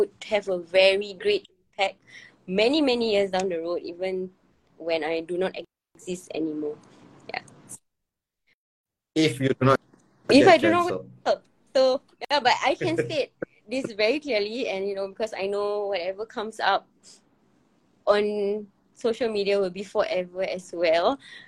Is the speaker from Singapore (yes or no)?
yes; Singapore; as a Singaporean community